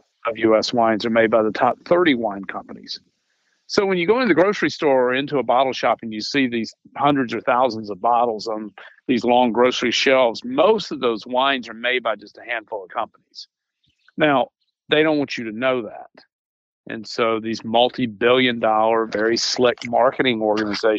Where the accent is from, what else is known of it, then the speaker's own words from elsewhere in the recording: Charleston, South Carolina, United States; I was born in Charleston, South Carolina.